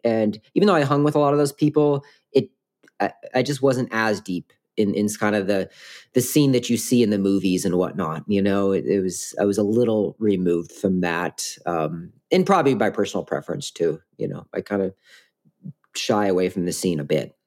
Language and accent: English; Washington, United States; I grew up in Washington